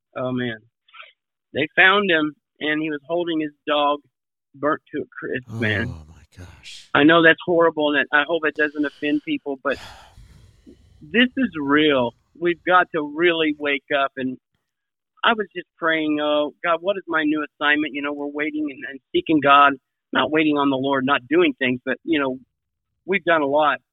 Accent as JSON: {"language": "English", "region": "Kansas", "country": "United States", "tie": "born or raised there", "moved": "yes", "lives_now": "Hawaii, United States", "said": "I grew up in Kansas"}